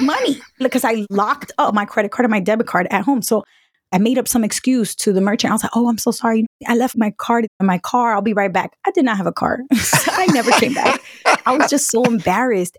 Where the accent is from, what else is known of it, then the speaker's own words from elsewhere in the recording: New York, United States; also born or lived in Providence, Rhode Island; I grew up in New York where you walk into a bodega and you just say what you want